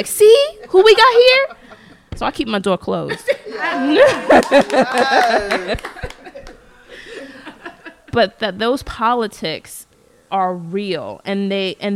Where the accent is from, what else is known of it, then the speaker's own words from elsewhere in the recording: United States; I'm African American, I'm black, I'm, you know, born here